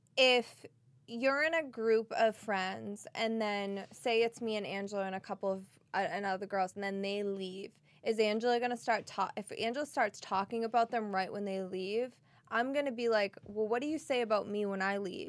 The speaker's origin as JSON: {"language": "English", "town": "Boston", "region": "Massachusetts", "country": "United States", "accent": "Boston", "said": "my Boston accent"}